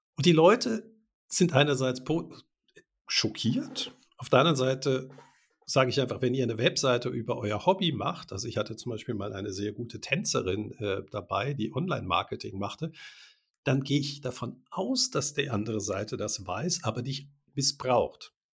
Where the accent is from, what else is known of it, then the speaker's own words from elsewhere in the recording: Germany; first language German; now in Switzerland; Wir sind ja auch beide in Deutschland geboren. Ich lebe seit äh, 33 Jahren in der Schweiz